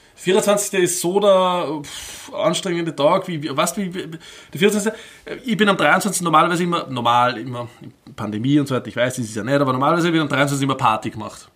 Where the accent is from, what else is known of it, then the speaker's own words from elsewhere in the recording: Upper Austria, Austria; ich bin ja aus Oberösterreich ursprünglich